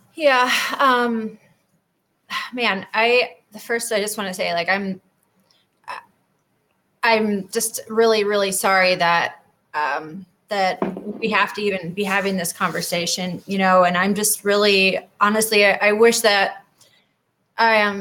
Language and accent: English; Wausau, Wisconsin, United States; moved away as an adult; also born or lived in Florida; So I grew up there um, in Wausau